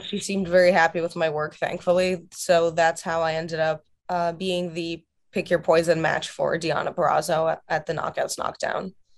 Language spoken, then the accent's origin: English; Russia; now in United States; my home country of Russia